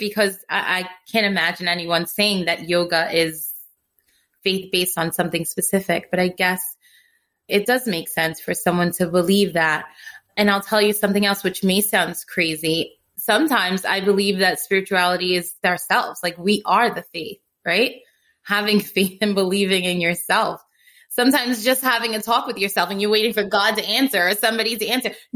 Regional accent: New York City, New York, United States; moved away; also born or lived in Staten Island; I'm originally from Brooklyn and I moved to Staten Island

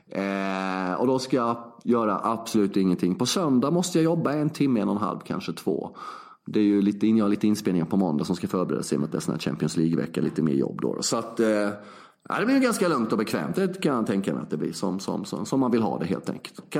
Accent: Sweden; moved away; De har inte så bra doftljus, doftljusupplägg här eh, i, som hemma i Sverige.

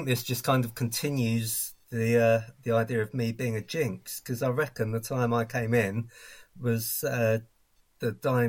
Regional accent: Upminster, London, United Kingdom; moved away as an adult; now in Chester, United Kingdom; I grew up in Upminster, which is West Ham territory

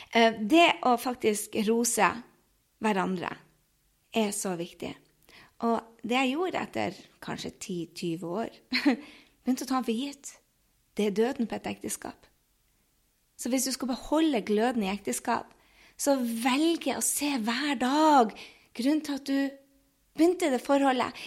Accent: Northern Norway, Norway; moved away as an adult; also born or lived in United States / France; jeg kommer fra Nord-Norge, så jeg sier vi ikke 'vær så snill' og 'tusen takk'

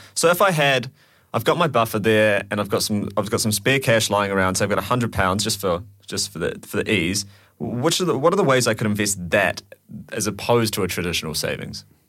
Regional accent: New Zealand; moved away as an adult; now in United Kingdom; I'm from New Zealand

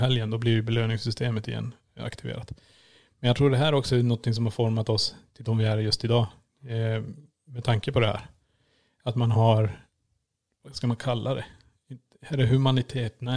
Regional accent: Kiruna, Norrbotten County, Sweden; moved away; född och uppvuxen i Kiruna

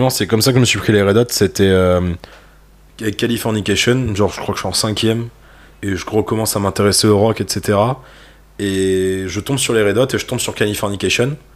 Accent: Belgium; born there; Je suis né en Belgique.

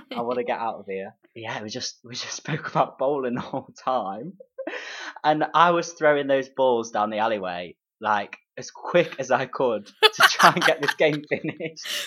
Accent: Derby, East Midlands, United Kingdom; I'm actually from Derby

